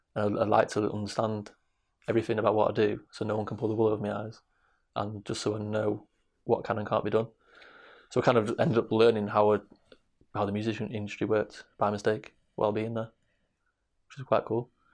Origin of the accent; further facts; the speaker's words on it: Manchester, North West England, United Kingdom; also born or lived in Salford; grew up on the streets of Manchester. I was born in Salford, l-, gr-, grew up in Hampstead, in Trafford, South Manchester